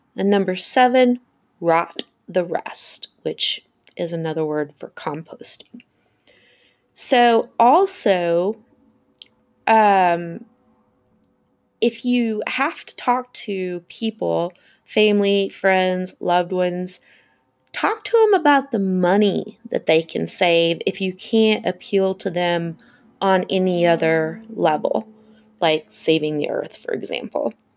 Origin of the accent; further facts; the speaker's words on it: the South, United States; I'm from the South